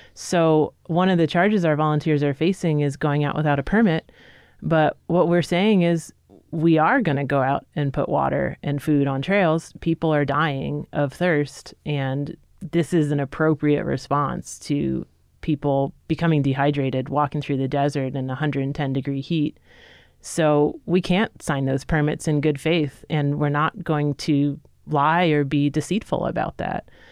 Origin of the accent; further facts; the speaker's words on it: New York City, New York, United States; moved away; I'm originally a New Yorker, grew up, you know, knowing that I was in a city